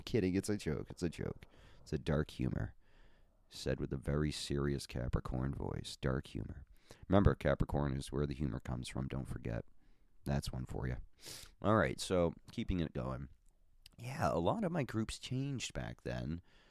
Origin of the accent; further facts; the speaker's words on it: Boston, Massachusetts, United States; also born or lived in Minnesota; But anyways, yes, I'm a Bostonian.